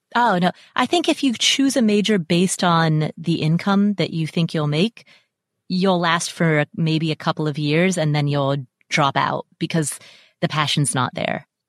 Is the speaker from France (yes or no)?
no; Kathmandu, Bagmati, Nepal; also born or lived in Atlanta, United States; now in Las Vegas, United States; So I'm Nepalese. I was born in Kathmandu.